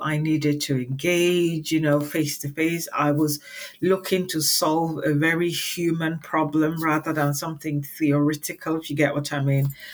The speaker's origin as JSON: {"language": "English", "country": "Nigeria", "tie": "born or raised there", "moved": "as an adult", "lives_now": "United Kingdom", "said": "I was born and raised in Nigeria, I spent uh, quite a lot of my childhood here in the UK uh, with my parents"}